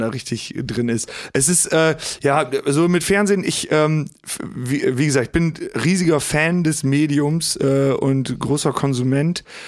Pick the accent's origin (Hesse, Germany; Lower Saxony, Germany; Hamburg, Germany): Lower Saxony, Germany; Hagen am Teutoburger Wald; bin gebürtiger Osnabrücker oder aus dem Osnabrücker Land. Der Ort heißt äh, Hagen am Teutoburger Wald